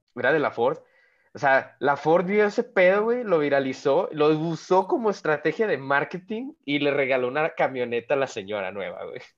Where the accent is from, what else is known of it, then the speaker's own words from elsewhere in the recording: Monclova, Coahuila, Mexico; de mi tierra natal, Monclovita la Bella